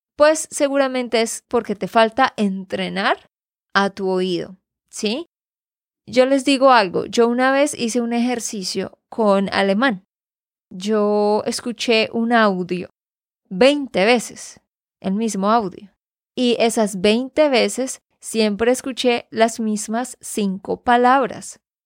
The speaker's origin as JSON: {"language": "Spanish", "region": "Santander", "country": "Colombia", "said": "de Santander, Colombia"}